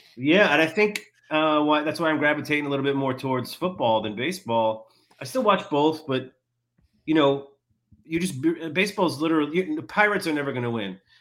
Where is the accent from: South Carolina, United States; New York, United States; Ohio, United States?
New York, United States; Long Island; I grew up on Long Island, New York